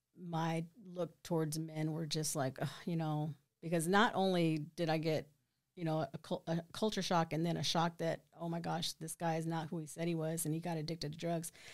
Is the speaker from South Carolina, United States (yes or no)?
no; Killeen, Texas, United States; I'm from here, born and raised